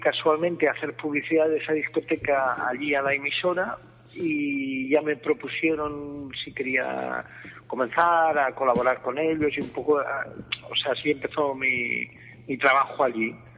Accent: Lleida, Catalonia, Spain; soy de Lleida

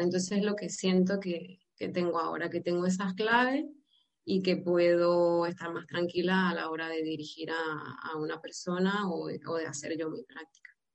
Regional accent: Venezuela; moved away as an adult; now in Almería, Spain; yo soy originalmente de Venezuela

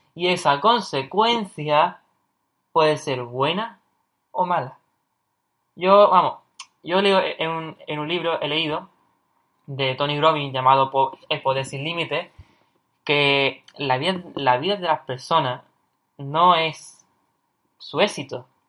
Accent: Cádiz, Andalusia, Spain; yo soy de Cádiz, ¿vale? Es una, ciudad en el sur de España, en Andalucía

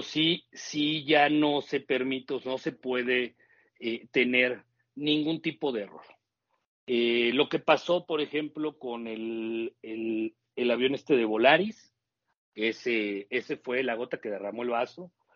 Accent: Mexico; así somos los mexicanos

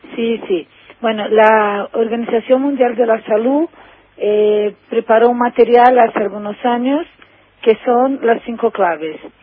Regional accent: Brazil; Spanish is a second language; also born or lived in Argentina; soy brasileña

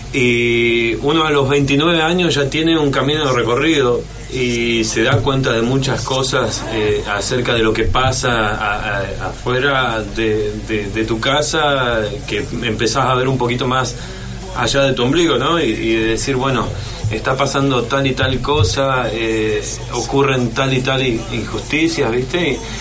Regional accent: Argentina; nosotros somos Argentina

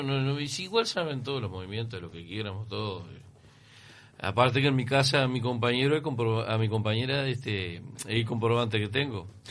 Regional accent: San José de Mayo, San José, Uruguay; now in Montevideo, Uruguay; yo soy de San José, en San José nadie tira nada

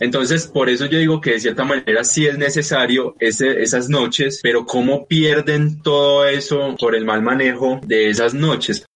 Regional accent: Colombia; also born or lived in Medellín; nos vemos identificados nosotros como colombianos

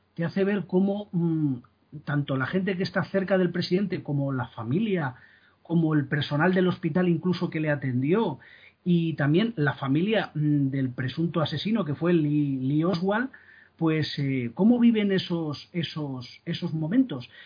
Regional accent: Spain; soy español

